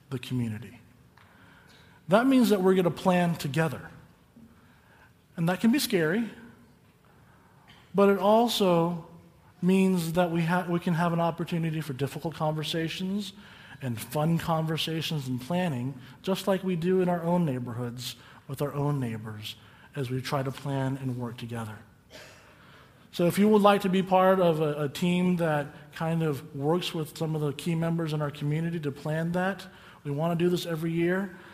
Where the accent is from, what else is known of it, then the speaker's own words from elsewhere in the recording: Calimesa, California, United States; the kingdom of heaven is like that small church I grew up in in Calimesa